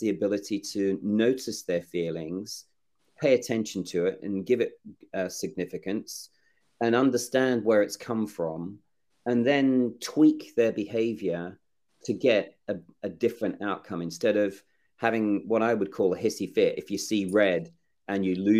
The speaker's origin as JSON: {"language": "English", "country": "Australia", "tie": "born or raised there", "also_born_or_lived": "England", "said": "I'm English born. I grew up in Australia, and I was adopted at 18 months."}